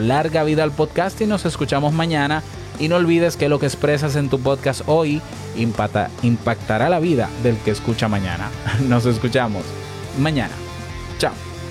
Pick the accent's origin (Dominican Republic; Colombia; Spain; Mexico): Dominican Republic; en mi país